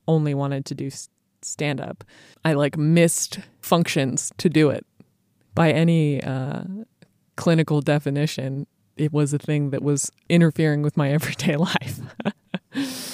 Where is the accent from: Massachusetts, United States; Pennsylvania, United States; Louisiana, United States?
Massachusetts, United States; a suburb of Boston; I am from a suburb of Boston, Massachusetts